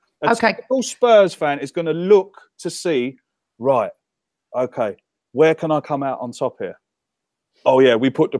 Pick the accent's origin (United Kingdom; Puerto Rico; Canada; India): United Kingdom; England; Harry Kane's English, I am English, and he's got an England shirt on.